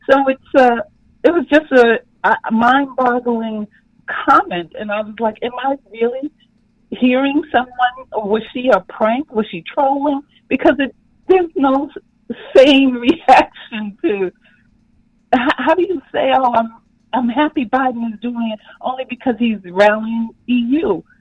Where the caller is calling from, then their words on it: New York City, New York, United States; I'm calling from Brooklyn.